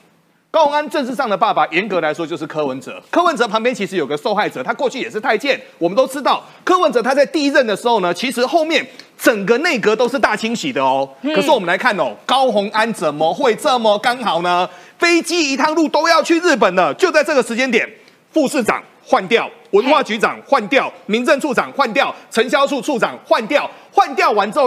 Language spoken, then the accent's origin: Chinese; Taiwan; accent: Taiwanese; 那我们台湾话就是说，虾米塞乎，喘哭虾米万的都得。